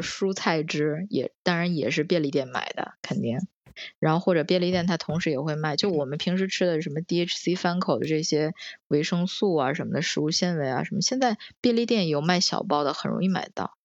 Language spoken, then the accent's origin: Chinese; China; now in Tokyo, Japan; 我们就是中国人知道这个正正宗的中国料理